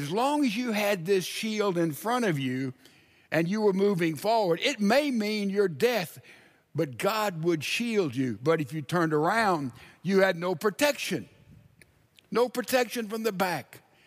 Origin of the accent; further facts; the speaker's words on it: Laurel, Mississippi, United States; moved away; I lived 20 years of my life in Laurel, Mississippi. Man, I've ridden my bicycle all over those streets.